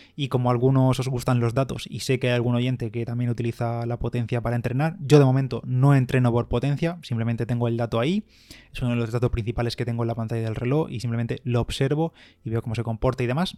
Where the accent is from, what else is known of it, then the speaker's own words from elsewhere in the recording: Bigastro, Valencian Community, Spain; mi pueblo en Bigastro